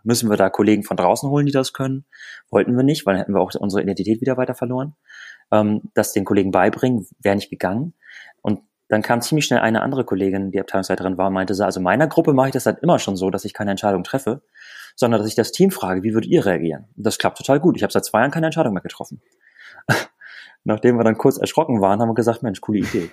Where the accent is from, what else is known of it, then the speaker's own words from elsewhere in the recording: Lüneburg Heath, Lower Saxony, Germany; moved away as an adult; also born or lived in Bremen; Wir kommen beide aus der Lüneburger Heide